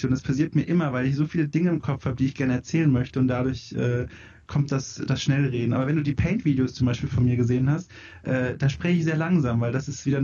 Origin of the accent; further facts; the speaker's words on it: Bavaria, Germany; Ähm, ich komme aus Franken, also Süddeutschland.